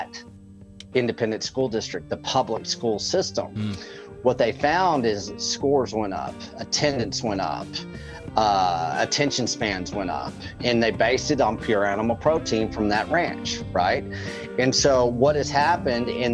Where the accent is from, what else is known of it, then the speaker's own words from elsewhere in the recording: Texas Panhandle, United States; I'm sixth generational Texan